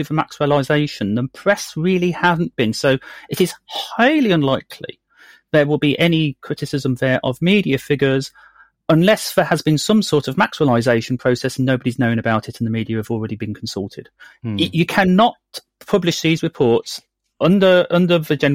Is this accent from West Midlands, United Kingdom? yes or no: yes; Birmingham, West Midlands, United Kingdom; I'm from Birmingham. I was brought up with the wonderful West Midlands Serious Crime Squad all around.